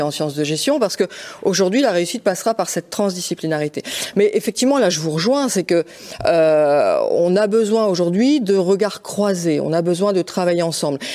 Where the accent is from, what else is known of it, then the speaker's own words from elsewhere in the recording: Lille, Hauts-de-France, France; je suis lilloise, hein, donc j'appartiens euh, à, cette région des Hauts-de-France